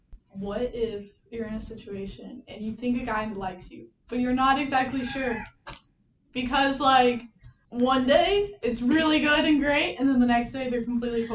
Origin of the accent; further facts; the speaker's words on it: Louisville, Kentucky, United States; I'm from Louisville, Kentucky